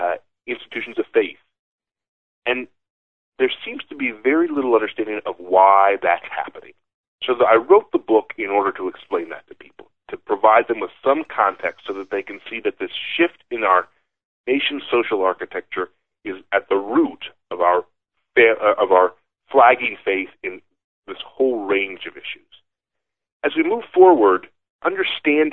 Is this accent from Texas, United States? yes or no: no; Buffalo, New York, United States; moved away; I grew up in Buffalo and my father grew up in Cincinnati